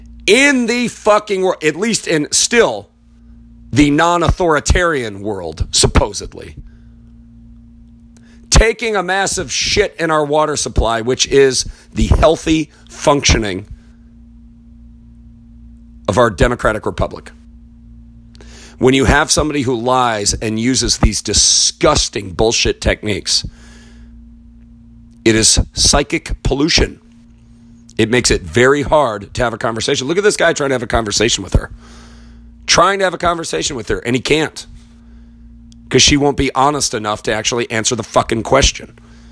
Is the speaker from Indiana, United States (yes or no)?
yes; Richmond, Indiana, United States; I am from Richmond, fucking Indiana. That's where I'm from. I was born there. My ancestors are French Huguenot and Scottish.